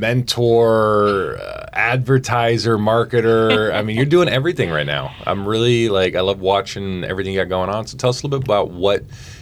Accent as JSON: {"language": "English", "country": "Germany", "tie": "born or raised there", "moved": "yes", "lives_now": "Fairbanks, United States", "said": "I grew up in Germany."}